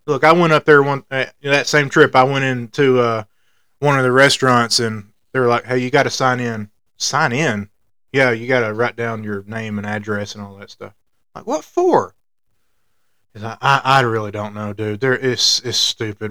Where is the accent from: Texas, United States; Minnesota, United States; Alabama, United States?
Alabama, United States; I grew up on the Braves like everybody else in the state of Alabama